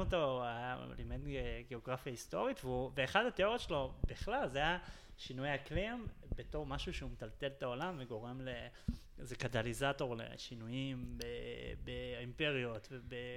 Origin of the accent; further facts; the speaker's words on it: Jerusalem, Jerusalem District, Israel; כל החיים שלי פה, באמת, גדלתי פה, נולדתי פה, גדלתי פה